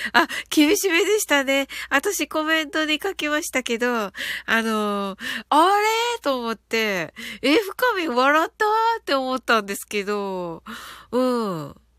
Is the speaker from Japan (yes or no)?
yes; Kyushu, Japan; 九州人なんでね